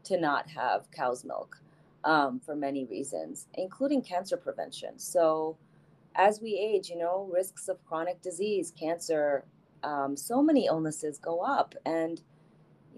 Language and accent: English; India; also born or lived in New Jersey / Boston / New York / Maryland; now in United States; I grew up in India